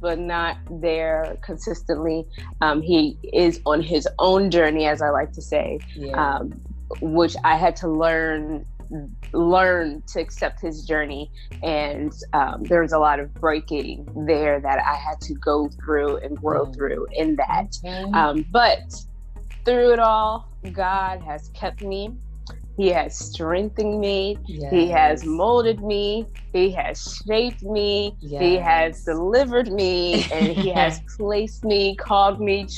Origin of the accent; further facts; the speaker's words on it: Columbus, Ohio, United States; moved away as an adult; now in Phoenix, United States; I am originally from Columbus, Ohio, born and raised, and then relocated to Phoenix, Arizona 8 years ago, going on 9